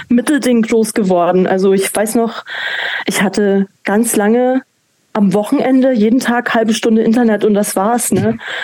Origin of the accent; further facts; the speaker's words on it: Manching, Bavaria, Germany; also born or lived in Ingolstadt; ich bin zwar in Ingolstadt geboren, aber aufgewachsen in Manching